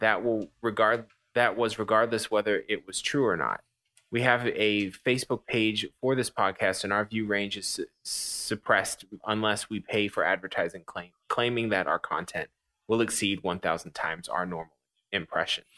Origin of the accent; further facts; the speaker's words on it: United States; I'm an American.